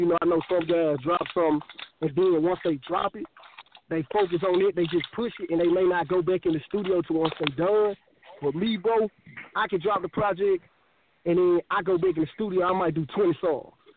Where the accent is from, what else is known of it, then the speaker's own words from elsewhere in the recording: Memphis, Tennessee, United States; I'm from Memphis, Tennessee. I have bounced around, but Memphis, Tennessee has been my home most of my life